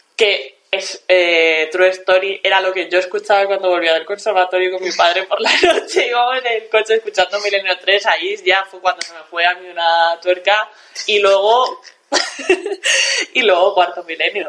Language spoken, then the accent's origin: Spanish; Galicia, Spain; mi mensaje desde aquí como gallega